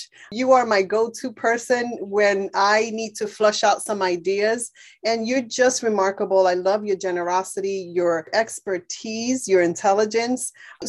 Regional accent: New York City, New York, United States; I grew up in the South Bronx

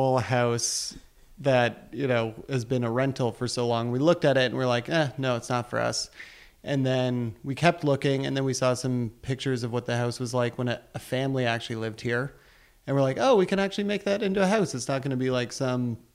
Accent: Caledon Village, Ontario, Canada; moved away as an adult; also born or lived in Montreal / Edmonton; now in Guelph, Canada; I grew up in Caledon Village, then I went out to McGill for university

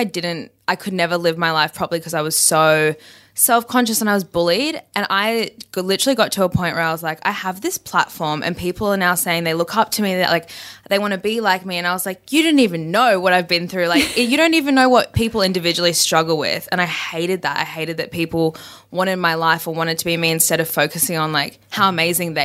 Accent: Brisbane, Queensland, Australia; I'm from Brisbane, so it's quite a small town and everyone kind of knows everyone.

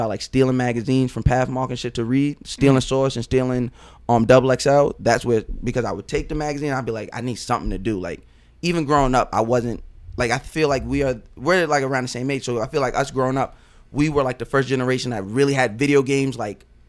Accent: North Babylon, New York, United States; Growing up, my address was always North Babylon.

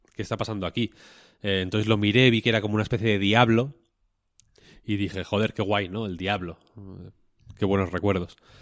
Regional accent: Spain

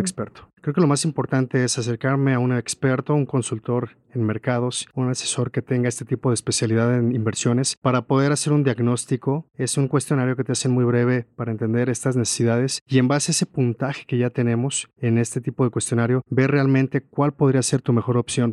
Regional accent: Mexico

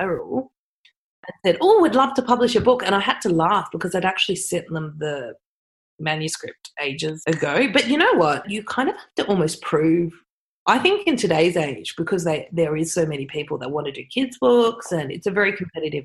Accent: Sydney, New South Wales, Australia; also born or lived in Redfern, Sydney; I grew up on the North Shore

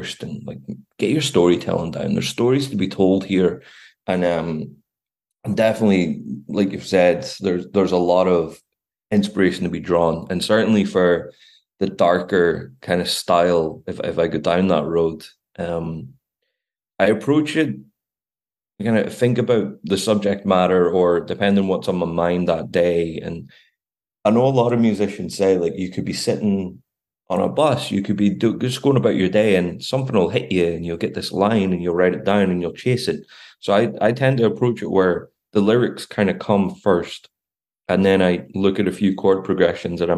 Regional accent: Belfast, Northern Ireland, United Kingdom; moved away as an adult; also born or lived in Glasgow / Edinburgh; now in Dublin, Ireland; growing up in Belfast at a very volatile time

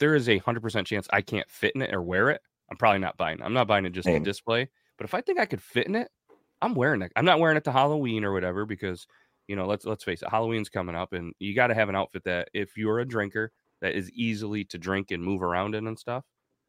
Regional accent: Scotland, United Kingdom; Well, good thing I'm Scottish.

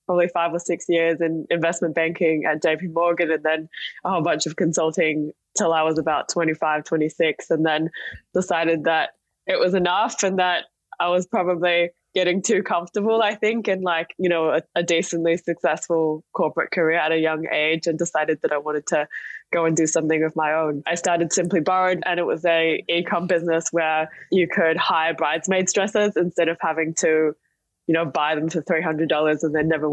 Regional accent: Singapore; moved away; also born or lived in Perth, Australia; I grew up in Singapore where I was born. I was there till I was 10, and then I moved to Perth, of all cities in Australia. And I was there for a couple of years, and then actually moved back to Singapore, went to an international school.

